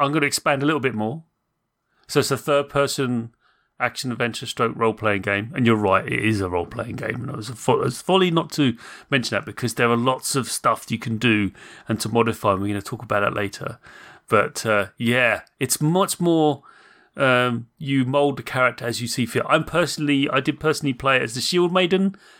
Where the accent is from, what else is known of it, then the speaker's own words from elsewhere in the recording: Munster, Ireland; but I'm from Southern Ireland, very deep to the southern coast. And if you go to Southern Ireland, that part of Ireland, which is Cork, the accent is very similar to certain Scandinavian countries.